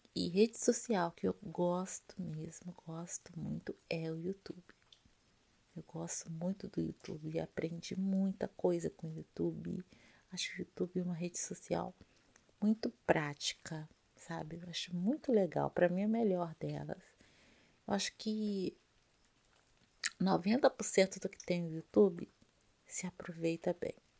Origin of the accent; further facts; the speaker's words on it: Rio de Janeiro, Brazil; now in Rio de Janeiro state, Brazil; eu sou carioca, carioca da Gema, tá? Nasci no Rio de Janeiro em 1972